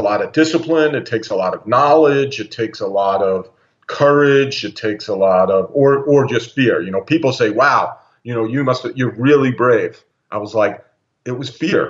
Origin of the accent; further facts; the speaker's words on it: United States; I grew up in the States for, you know, 50 years